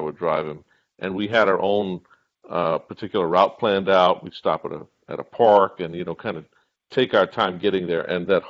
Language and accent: English; the South, United States; Growing up in the South, 1,000 miles away from Chicago